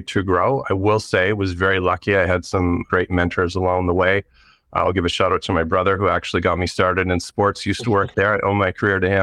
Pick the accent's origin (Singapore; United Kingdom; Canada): Canada; moved away as an adult; now in Portland, United States; I'm actually from Canada